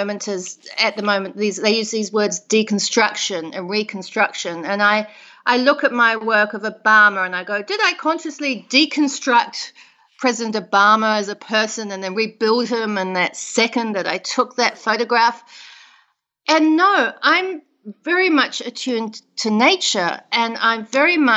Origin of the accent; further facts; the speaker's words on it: South Island, New Zealand; moved away as an adult; now in United States; I grew up in New Zealand, in the South Island of New Zealand.